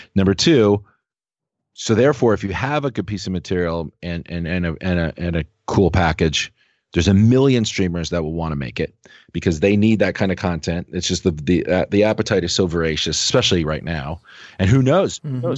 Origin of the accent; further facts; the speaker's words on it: Los Angeles, California, United States; I grew up in Los Angeles in the Valley